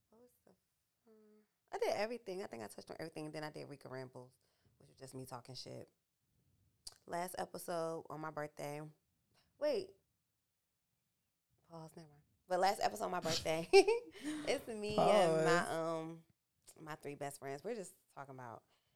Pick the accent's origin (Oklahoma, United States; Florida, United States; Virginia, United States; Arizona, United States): Virginia, United States; Franklin; also born or lived in Hampton, Virginia; I'm from Franklin, Virginia